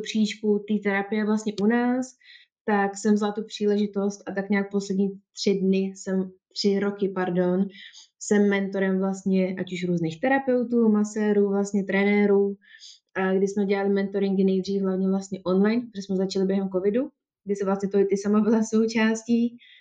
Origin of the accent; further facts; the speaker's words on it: Czechia; moved away as an adult; also born or lived in England; u nás, v České republice